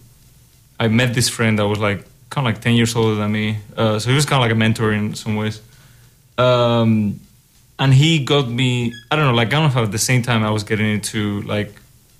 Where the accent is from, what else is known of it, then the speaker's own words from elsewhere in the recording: Spain; moved away as an adult; also born or lived in Germany; now in Iowa City, United States; I'm from Spain.